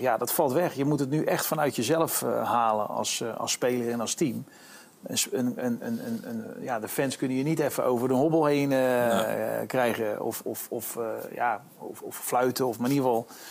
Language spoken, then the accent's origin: Dutch; Netherlands; moved away as an adult; also born or lived in United States; toen ik naar Amerika ging, vanuit Nederland komende